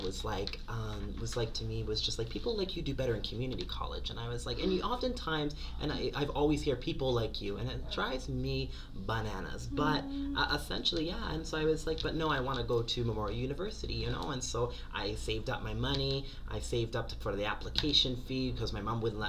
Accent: Halifax, Nova Scotia, Canada; I'm from Halifax, Nova Scotia, Chipuktuk Mi'kma'ki

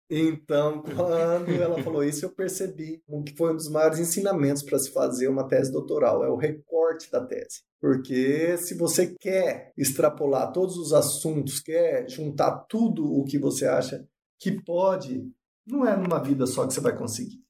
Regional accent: Ivinhema, Mato Grosso do Sul, Brazil; also born or lived in Barcelona, Spain; sou nascido em Vinhema, sertão do Mato Grosso do Sul.

